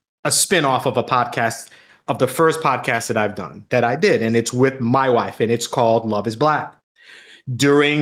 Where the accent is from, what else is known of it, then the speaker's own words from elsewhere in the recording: Long Island, New York, United States; moved away; I grew up in Long Island